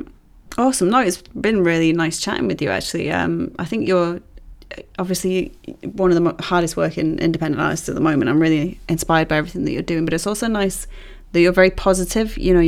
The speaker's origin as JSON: {"language": "English", "town": "Manchester", "region": "North West England", "country": "United Kingdom", "said": "I'm from Manchester."}